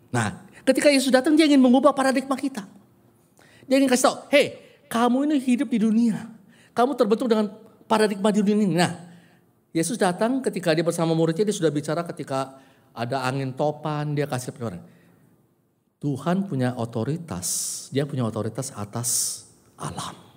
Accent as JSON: {"language": "Indonesian", "region": "Java", "country": "Indonesia", "said": "Ada yang kultur Jawa, saya, kult, uh, ah, saya Jawa, ya kan?"}